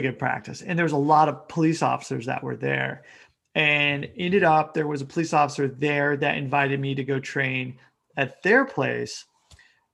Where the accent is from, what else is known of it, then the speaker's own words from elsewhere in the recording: Wichita, Kansas, United States; moved away as an adult; now in Osaka, Japan; I'm originally from Wichita, Kansas. Okay. And yeah, I grew up there. And then when I was 18, I left.